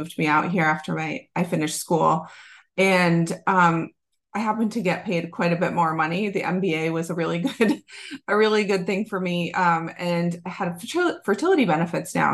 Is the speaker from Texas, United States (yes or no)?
no; Massachusetts, United States; moved away; I am from Massachusetts originally